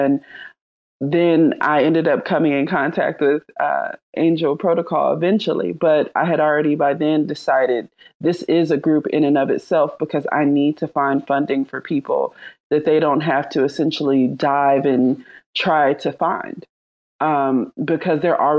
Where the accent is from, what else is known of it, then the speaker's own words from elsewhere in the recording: Charlotte, North Carolina, United States; I'm from Charlotte, North Carolina